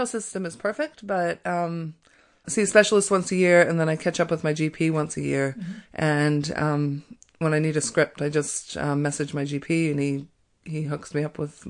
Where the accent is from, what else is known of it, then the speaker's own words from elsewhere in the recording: Colorado, United States; moved away as an adult; now in New Zealand; I'm from Colorado. I've lived in New Zealand for 18 years